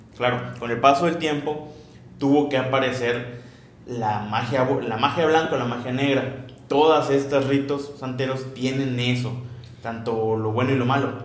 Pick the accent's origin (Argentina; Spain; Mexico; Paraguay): Mexico; southeast Mexico; somos del sureste de México